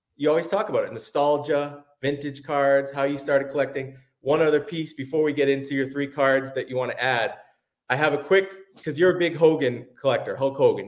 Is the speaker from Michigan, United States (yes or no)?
no; Cape Cod, Massachusetts, United States; I grew up in Massachusetts